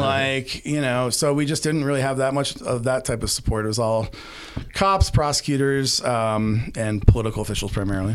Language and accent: English; Arizona, United States; my home state of Arizona